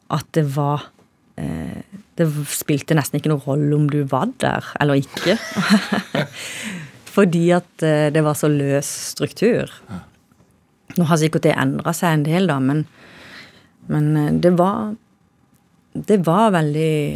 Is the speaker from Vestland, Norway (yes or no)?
no; Kristiansand, Agder, Norway; det er kanskje der jeg vokste opp.